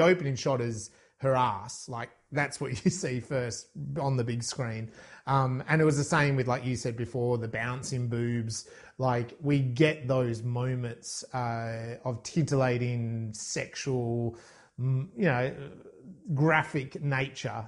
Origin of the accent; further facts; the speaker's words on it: Ireland; you and I growing up in Ireland